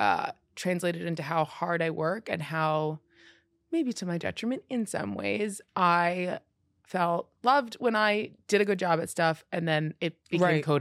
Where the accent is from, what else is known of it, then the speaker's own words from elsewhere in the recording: Canada; I'm Canadian.